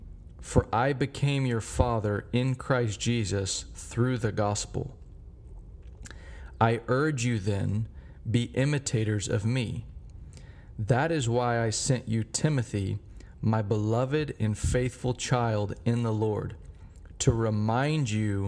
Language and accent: English; Dallas, Texas, United States; I grew up here in Dallas, and we have something every year called the State Fair of Texas.